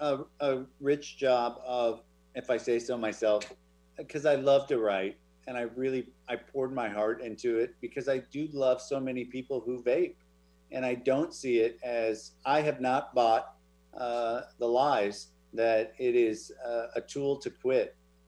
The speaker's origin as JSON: {"language": "English", "region": "Oregon", "country": "United States", "tie": "born or raised there", "also_born_or_lived": "Wenatchee, Washington", "moved": "yes", "said": "I was born in Wenatchee. Oh, there you go. I grew up in Oregon."}